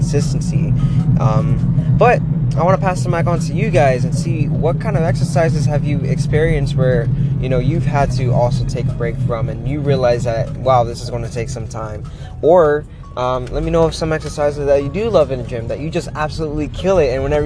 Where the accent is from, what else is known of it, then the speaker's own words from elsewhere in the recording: Florida, United States; moved away as an adult; now in Pittsburgh, United States; I'm from Florida